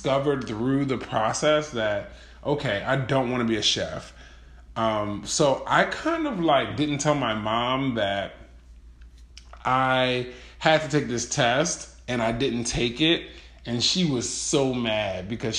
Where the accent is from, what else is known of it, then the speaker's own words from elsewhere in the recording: Baltimore, Maryland, United States; I grew up in Baltimore City, which is a pretty metropolitan city